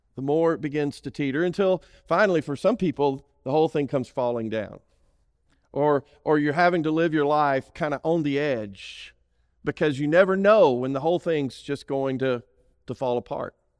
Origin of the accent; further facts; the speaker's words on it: Alabama, United States; I'm from Alabama.